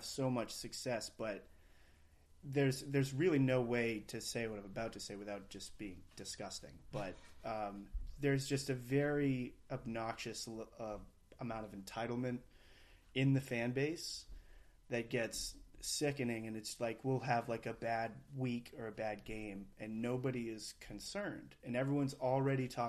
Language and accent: English; Maine, United States; I was born and raised in Maine